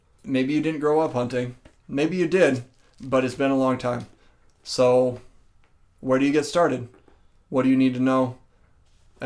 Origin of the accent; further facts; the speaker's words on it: Minnesota, United States; I'm from Minnesota